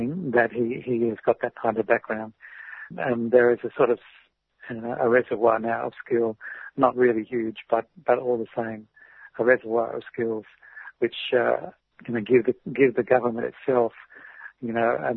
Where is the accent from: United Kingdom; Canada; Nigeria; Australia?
Australia; As an Australian